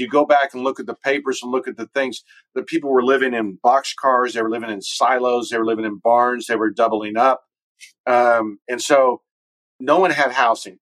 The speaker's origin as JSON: {"language": "English", "town": "Dallas", "region": "Texas", "country": "United States", "also_born_or_lived": "Boston", "said": "I'm from Texas. My wife's from Fort Worth. I was from Dallas"}